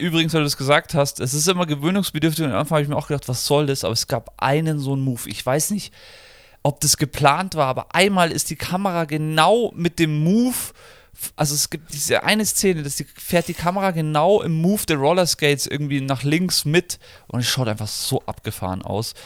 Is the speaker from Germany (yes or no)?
yes; Germany; als Deutscher, auch wenn ich der englischen Sprache sehr mächtig bin